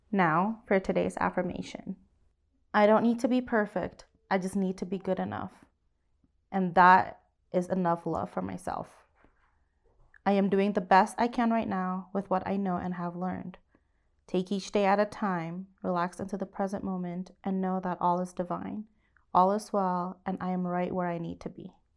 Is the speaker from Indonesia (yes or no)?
yes; Indonesia; moved away; I was born and raised in Indonesia